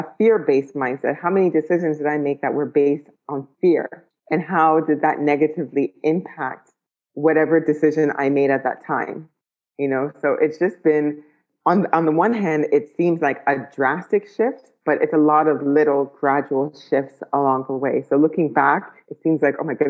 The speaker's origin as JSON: {"language": "English", "town": "Ottawa", "region": "Ontario", "country": "Canada", "tie": "born or raised there", "also_born_or_lived": "Ghana / United Arab Emirates", "moved": "yes", "said": "growing up in Ottawa to moving to Ghana to moving to the UAE."}